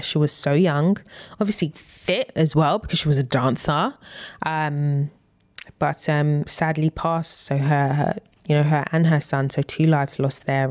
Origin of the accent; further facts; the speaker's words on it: United Kingdom; we are British